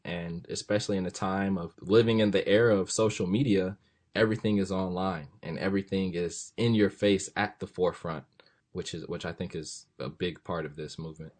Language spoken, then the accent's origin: English; Los Angeles, California, United States; moved away as an adult; where are you from?" And I say, "Los Angeles.